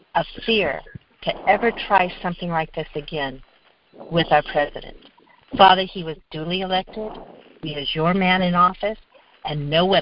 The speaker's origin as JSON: {"language": "English", "region": "California", "country": "United States", "tie": "born or raised there", "also_born_or_lived": "Fort Wayne, Indiana", "said": "I was raised in California"}